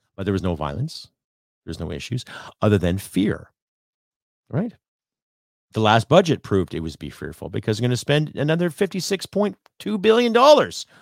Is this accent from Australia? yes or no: no; Canada; I'm Canadian